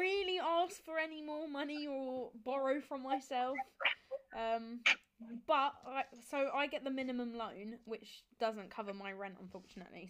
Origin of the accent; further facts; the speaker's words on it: Kent, South East England, United Kingdom; I'm from Kent and I do law, third year